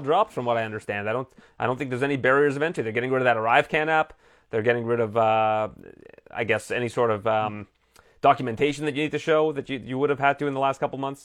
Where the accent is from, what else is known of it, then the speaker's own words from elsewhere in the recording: Canada; I'm Canadian